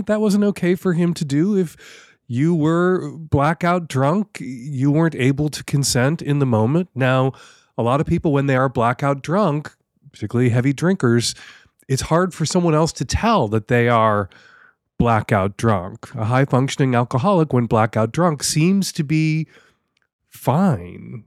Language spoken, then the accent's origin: English; Chicago, Illinois, United States; now in Seattle, United States; Love you, Chicago. Still my hometown.